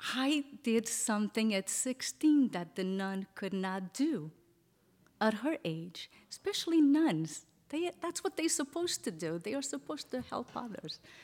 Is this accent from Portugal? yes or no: yes; Portugal; moved away; I grew up in Portugal in an orphanage